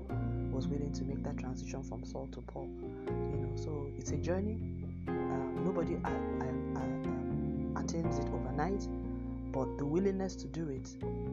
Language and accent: English; Nigeria; accent: Nigerian English; my home country, Nigeria